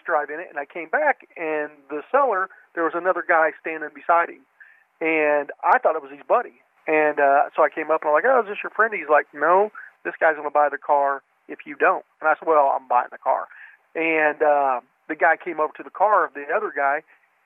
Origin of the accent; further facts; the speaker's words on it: Kansas, United States; I'm just a dumbass country farm boy. I'm from Kansas.